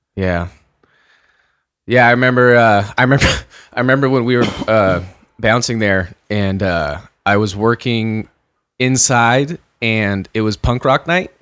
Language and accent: English; San Diego, California, United States; when I grew up in San Diego